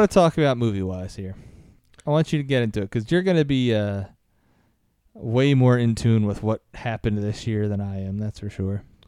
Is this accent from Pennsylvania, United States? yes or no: yes; Philadelphia, Pennsylvania, United States; also born or lived in Lancaster, Pennsylvania; I'm from Philly